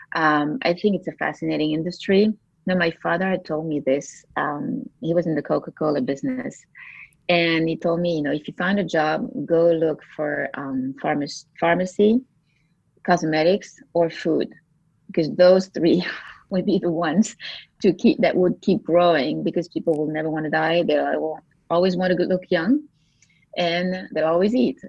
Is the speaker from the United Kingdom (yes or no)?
no; Belgium; moved away as an adult; also born or lived in United States / France; I grew up in a, in a small town, uh, well, mid, mid-sized town in, in Belgium